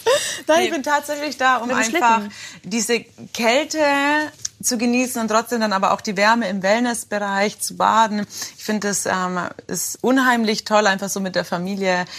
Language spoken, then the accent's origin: German; Germany; ich bin Deutsche